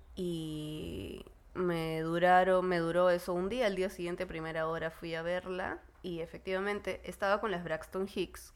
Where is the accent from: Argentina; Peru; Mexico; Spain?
Peru; Lima; soy de Lima y mi familia está conformada por Vicente, Miranda, Fernando y yo